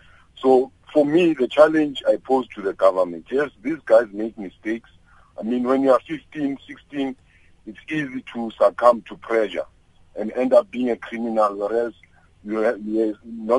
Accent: Orlando, Gauteng, South Africa; I'm from Orlando, a township which was known as a crime sort of township.

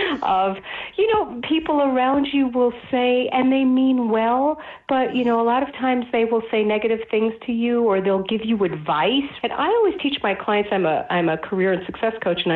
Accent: New York City, New York, United States; I grew up in Brooklyn, New York, and my family's Orthodox Jewish

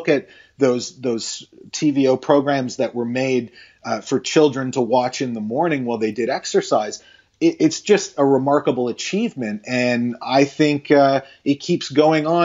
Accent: Toronto, Ontario, Canada; a kid growing up in Toronto in the 80s

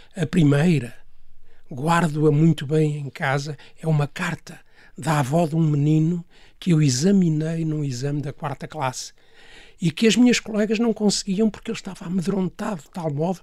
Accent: Portugal; um dos colégios mais eh, prestigiados no nosso país

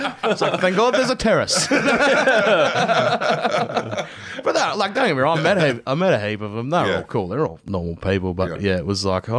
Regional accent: Australia; I'm very Australian and I do love Australia.

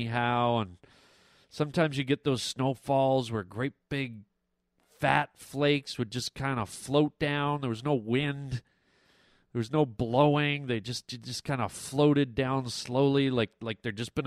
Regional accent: Canada; now in California, United States; growing up in Canada

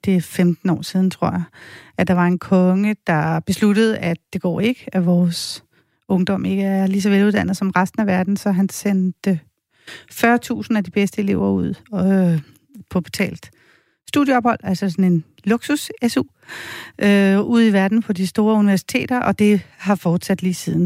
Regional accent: Denmark; jeg er fra Danmark

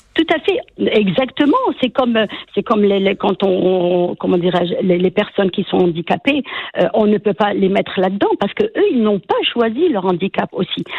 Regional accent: Quebec, Canada; en tant que Québécois

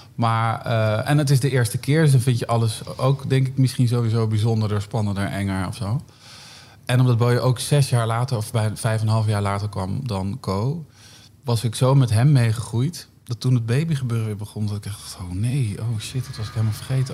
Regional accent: Northeast Groningen, Netherlands; Ik kom uit Noordoost-Groningen, heel klein dorpje

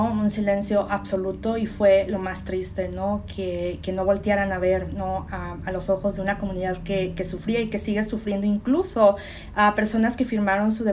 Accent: Mexico; moved away; no solo solamente los que vinimos de México directo acá.

